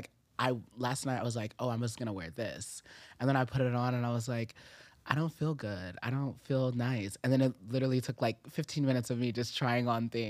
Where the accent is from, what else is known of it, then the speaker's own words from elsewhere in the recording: Japan; born there; I was born in Japan.